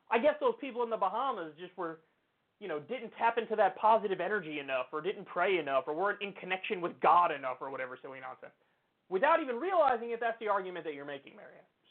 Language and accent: English; Texas, United States; I was born and raised in Texas. So I've seen it.